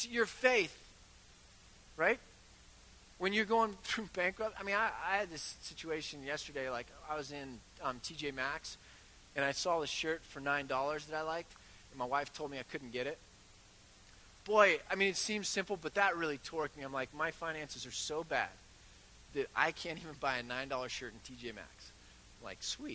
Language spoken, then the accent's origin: English; United States; I'm ridiculously American with my quick fixes. And we Americans